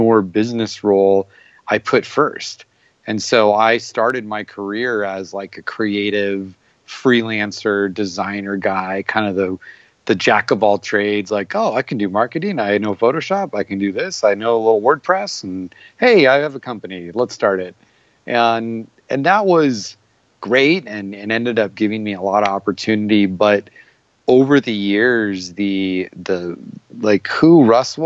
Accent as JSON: {"language": "English", "region": "Arizona", "country": "United States", "said": "I'm from Arizona"}